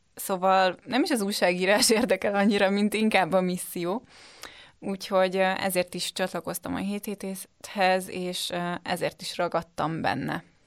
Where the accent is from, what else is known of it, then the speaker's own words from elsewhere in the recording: Budapest, Hungary; Én Budapestről jöttem, most is Budapesten